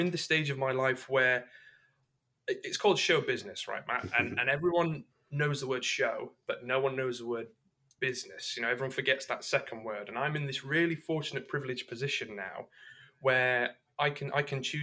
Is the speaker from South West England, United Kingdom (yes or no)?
no; Derbyshire, East Midlands, United Kingdom; moved away; also born or lived in London; I was born in the Midlands. I was born in a little mining town in Derbyshire.